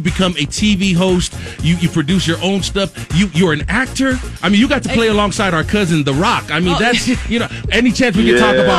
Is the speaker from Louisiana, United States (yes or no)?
no; Compton, California, United States; So I got this Compton hat. So I grew up in Compton, and it was my dream to share the stage.